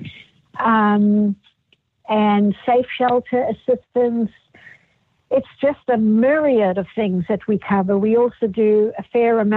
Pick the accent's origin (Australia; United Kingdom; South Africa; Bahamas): South Africa; moved away as an adult; now in United States; I had been born and raised in South Africa and practiced law there, and then immigrated to the United States during the apartheid era.